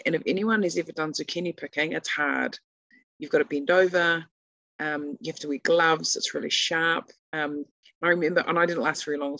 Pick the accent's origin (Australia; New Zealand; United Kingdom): New Zealand; Feilding, Manawatū-Whanganui; moved away as an adult; now in Northland, New Zealand; I grew up in Fielding